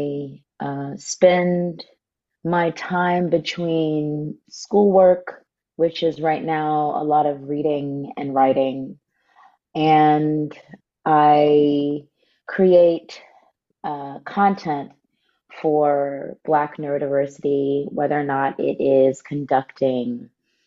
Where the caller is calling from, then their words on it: Los Angeles, California, United States; I'm calling in from the stolen lands of the Tongva people, also known as Los Angeles.